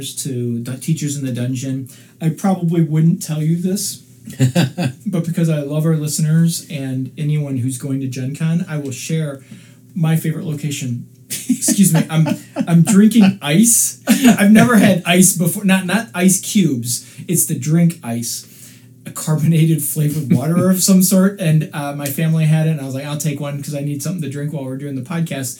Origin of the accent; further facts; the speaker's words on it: Chicago, Illinois, United States; growing up in the Chicago area